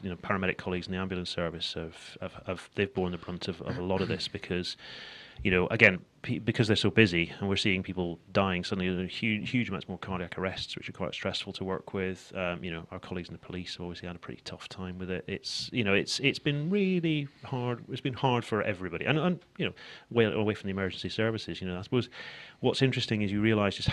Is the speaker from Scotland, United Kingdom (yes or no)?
yes; Edinburgh, Scotland, United Kingdom; moved away; also born or lived in Glasgow; So I'm actually from Edinburgh